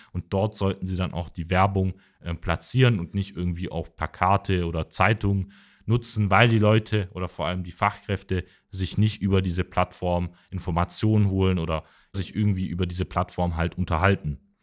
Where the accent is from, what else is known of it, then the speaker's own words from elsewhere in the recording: Mössingen, Baden-Württemberg, Germany; ich komme aus Mössing, das ist eine Stadt so 15 Kilometer hinter Tübingen.